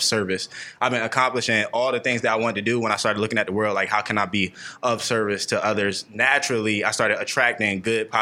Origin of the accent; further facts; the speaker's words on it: Trenton, New Jersey, United States; I'm just a kid from West Trenton